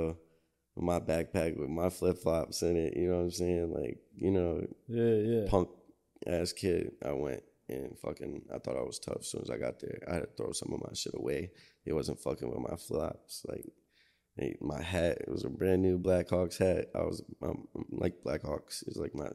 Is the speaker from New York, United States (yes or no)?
yes; Buffalo, New York, United States; also born or lived in Rochester, New York; I lived in Riverside for a good chunk of my life too